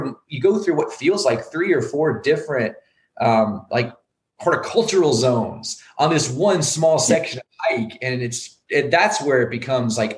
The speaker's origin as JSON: {"language": "English", "region": "Maine", "country": "United States", "tie": "born or raised there", "also_born_or_lived": "Northeast United States", "said": "And I was born in Maine and I've lived in the Northeast."}